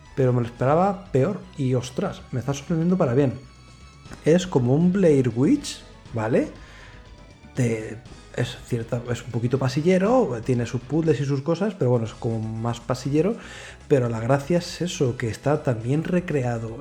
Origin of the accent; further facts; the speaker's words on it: Madrid, Community of Madrid, Spain; Los que somos de Madrid